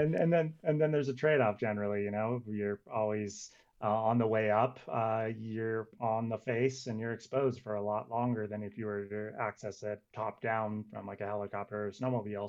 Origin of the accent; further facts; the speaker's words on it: Santa Cruz, California, United States; also born or lived in Squaw Valley, California; I'm originally from Santa Cruz, California